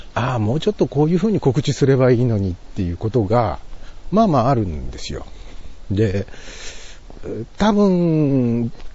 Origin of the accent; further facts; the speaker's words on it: Toki, Gifu, Japan; moved away as an adult; also born or lived in Nagoya; now in Nagakute, Japan; 地元で生まれ育っていながら